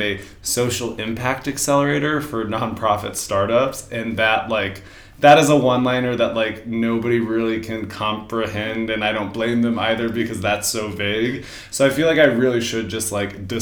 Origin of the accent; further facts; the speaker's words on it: Denver, Colorado, United States; moved away; I am from Denver, Colorado